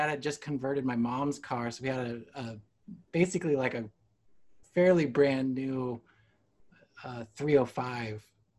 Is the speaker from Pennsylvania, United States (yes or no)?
no; Temecula, California, United States; I grew up in Temecula.